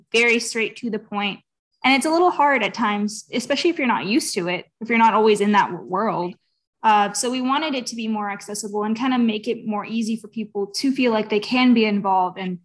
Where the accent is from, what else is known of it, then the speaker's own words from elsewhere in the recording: Houston, Texas, United States; I'm from Texas, Houston, Texas, to be exact.